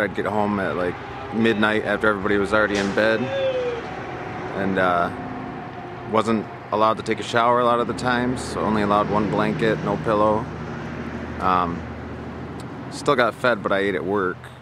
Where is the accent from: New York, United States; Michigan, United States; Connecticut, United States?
Michigan, United States; Midland; I come from Midland, Michigan, a wealthy town where Dow Chemical is